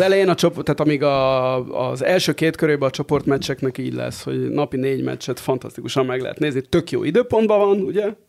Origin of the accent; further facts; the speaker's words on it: Barcelona, Catalonia, Spain; now in Hungary; ahol én éltem gyerekként Spanyolországban.